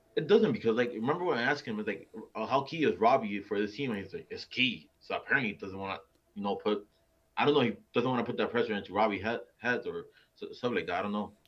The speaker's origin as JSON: {"language": "English", "town": "Miami", "region": "Florida", "country": "United States", "said": "I'm from Miami"}